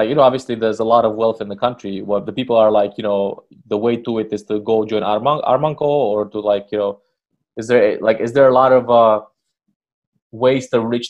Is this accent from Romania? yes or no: yes; Romania; moved away as an adult; now in Berlin, Germany; I'm originally from Romania, so we also have a lot of Arabic influences.